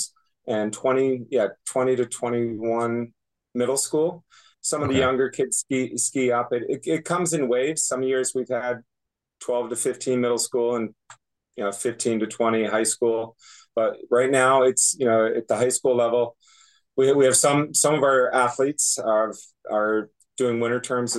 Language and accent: English; Williston, Vermont, United States; I grew up in Wollaston, Vermont